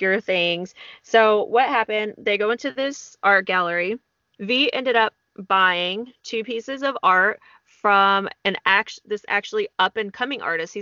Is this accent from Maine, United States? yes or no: no; Texas, United States; Texas, my home state